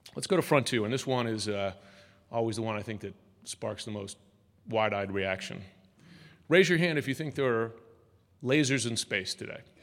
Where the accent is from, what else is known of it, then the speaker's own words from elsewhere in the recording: United States; as an American